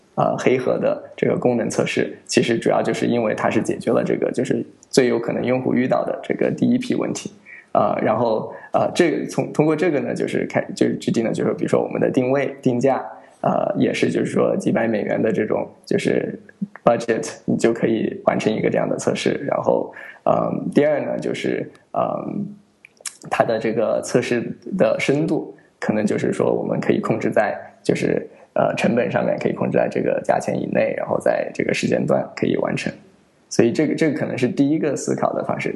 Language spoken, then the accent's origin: Chinese; United States; moved away as an adult; also born or lived in Wuhan; now in China; 我是从美国长大，然后在那儿 ，呃，读的小学、中学，然后大学，嗯，然后一二年的时候从美国回国